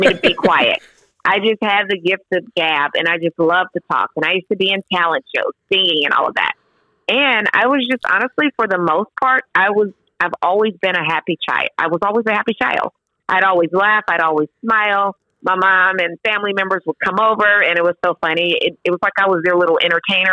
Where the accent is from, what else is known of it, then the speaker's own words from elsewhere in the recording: Sterlington, Louisiana, United States; now in Nashville, United States; growing up in Louisiana, I grew up in a small town. Like I said, I say Monroe, but it's really outside of Monroe, a small town called Sterlington